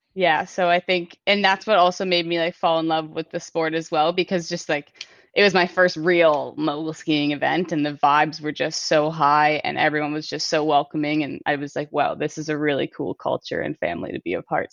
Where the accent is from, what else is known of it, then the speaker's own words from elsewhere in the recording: King City, Ontario, Canada; I grew up in King City, Aurora